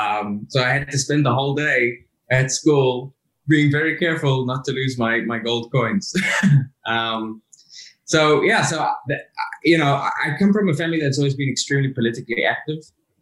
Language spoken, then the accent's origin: English; South Africa; I grew up in apartheid South Africa to a family that had managed to survive the hyperinflation of the Weimar Republic and then the Holocaust